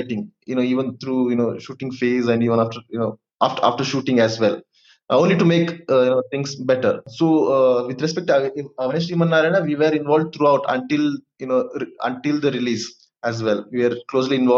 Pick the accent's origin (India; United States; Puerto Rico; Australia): India; Madikeri, Karnataka; I'm from Madikeri, so it's a very small town.